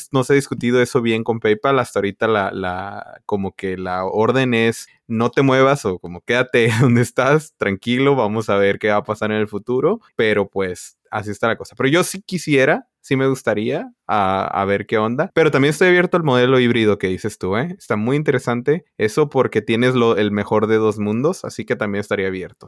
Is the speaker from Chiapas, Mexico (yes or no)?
no; Tijuana, Baja California, Mexico; now in California, United States; como yo soy originalmente de Tijuana